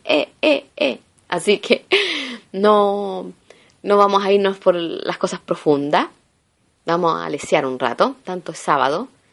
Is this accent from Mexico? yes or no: no; Chile; moved away as an adult; now in Italy; soy chilena